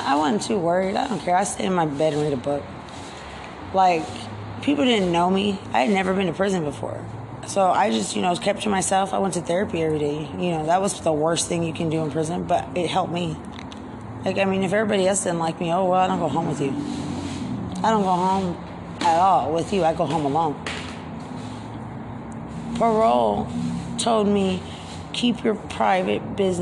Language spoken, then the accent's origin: English; Lubbock, Texas, United States; moved away as an adult; now in San Antonio, United States; I grew up in Lubbock